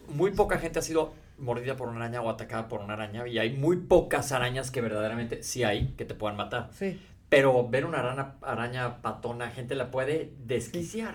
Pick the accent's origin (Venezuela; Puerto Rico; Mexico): Mexico; nosotros crecimos y temblaba en México